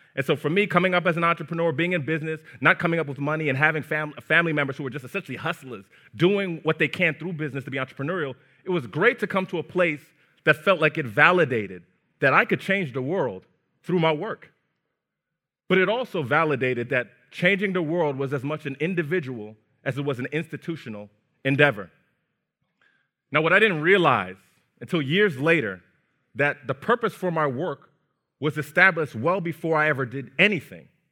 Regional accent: New Jersey, United States; also born or lived in Brooklyn, New York; Raised in New Jersey

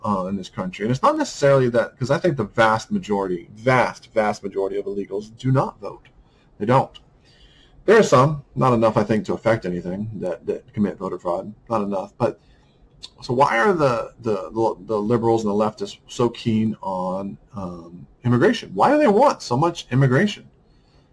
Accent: United States; I'm a white American

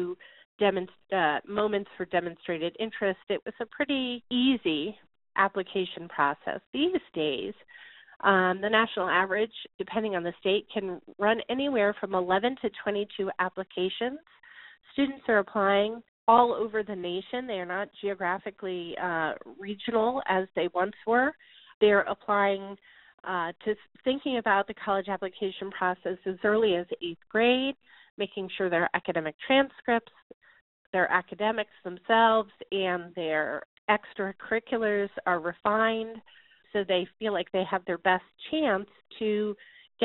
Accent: the Northeast, Connecticut, United States; moved away; Where I am from the Northeast, and I applied to schools where my friends had applied to schools, and really as I was in the Connecticut area

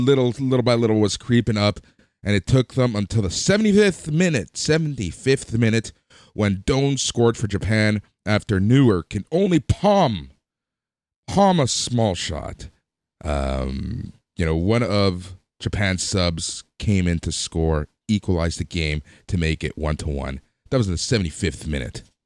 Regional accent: Toronto, Ontario, Canada; We're from Toronto. Toronto's in Canada.

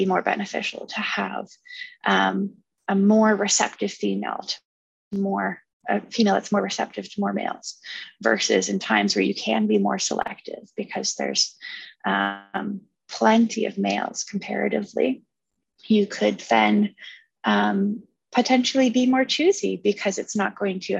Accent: Kingston, Ontario, Canada; moved away as an adult; now in London, Canada; I'm from Kingston

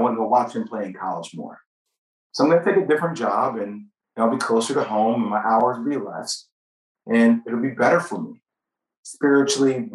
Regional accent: New Jersey, United States; I'm from New Jersey

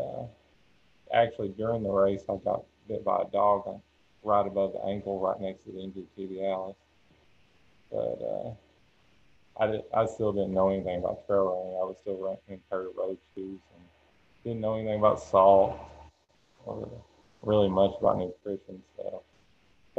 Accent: Central Kentucky, United States; 35 years old, from Central Kentucky. Been here my whole life.

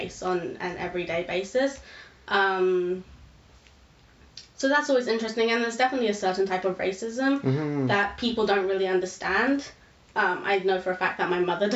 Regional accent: United Kingdom; I am mixed with Indian and white, and I am British

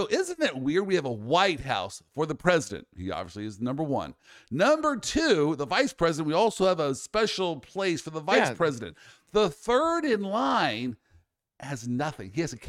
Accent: the South, United States; hey, I'm from the South, so we apologize.

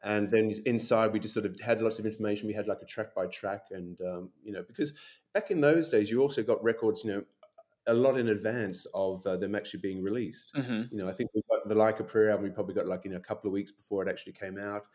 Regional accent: Brisbane, Queensland, Australia; moved away as an adult; also born or lived in Sydney / London; I moved from Brisbane after I finished my university degree, moved to Sydney with my then boyfriend

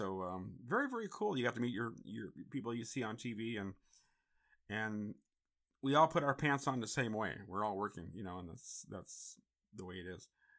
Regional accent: San Francisco, California, United States; I grew up in San Francisco, and it's a big Filipino community there

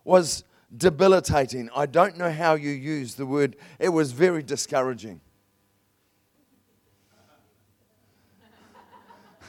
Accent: New Zealand; I'm a Kiwi

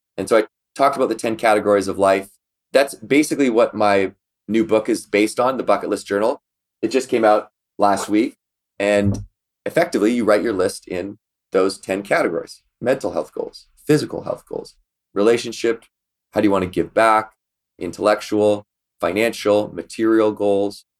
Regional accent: Victoria, British Columbia, Canada; in Victoria, B C, where we grew up in Canada

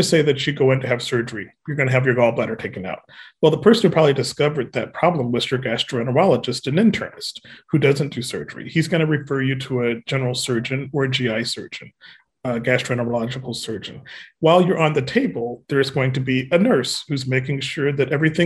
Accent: Alabama, United States; I'm a Southerner. I'm from Alabama, and I'm proud of it

